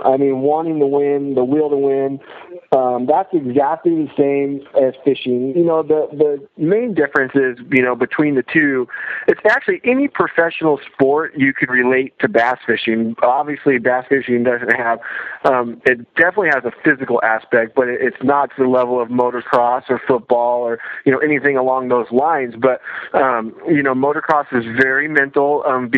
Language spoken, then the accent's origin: English; west of the Rockies, California, United States; born or raised there